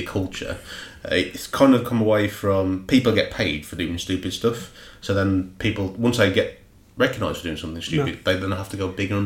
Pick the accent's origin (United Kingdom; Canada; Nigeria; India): United Kingdom; Black Country, West Midlands; accent: Black Country; I'm not a Brummie, I'm from the black country